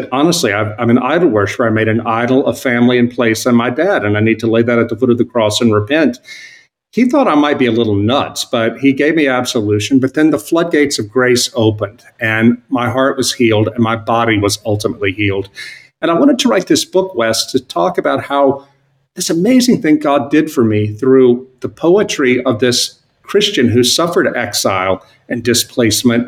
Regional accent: South Louisiana, United States; moved away as an adult; I had moved back with my wife and kids to my hometown in South Louisiana, a small town on the Mississippi

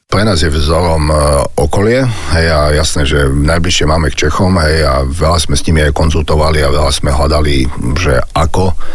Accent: Kežmarok, Prešov Region, Slovakia; v Kežmarku, v mojom rodisku

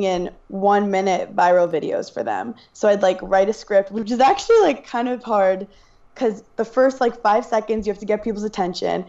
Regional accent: New York City, New York, United States; I'm from Brooklyn, New York.

